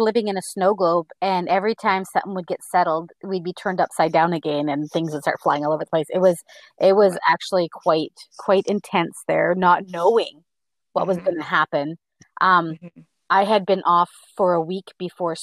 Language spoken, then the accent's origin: English; Bella Coola, British Columbia, Canada; also born or lived in Abbotsford, British Columbia; I was born in Bella Coola, BC.